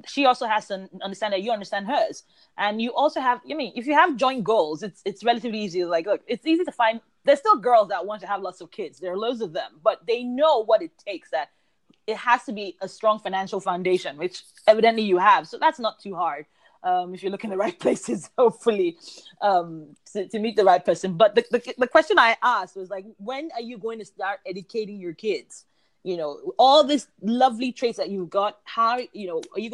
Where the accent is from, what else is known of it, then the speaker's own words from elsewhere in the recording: United Kingdom; I'm British